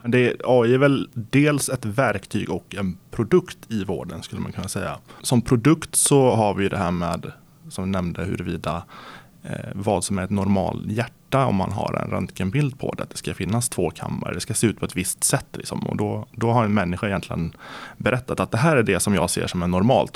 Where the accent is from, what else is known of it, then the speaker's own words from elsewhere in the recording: Närke, Örebro County, Sweden; jag brukar säga att jag är från Närke